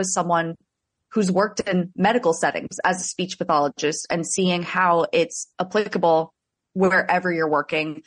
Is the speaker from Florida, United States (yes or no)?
yes; South Florida, United States; I'm from South Florida. I went to school in Central Florida and then made my way back down to South Florida